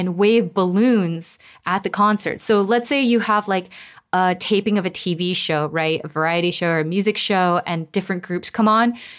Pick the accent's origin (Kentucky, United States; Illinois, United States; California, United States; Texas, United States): California, United States; Los Angeles; I grew up in Koreatown in Los Angeles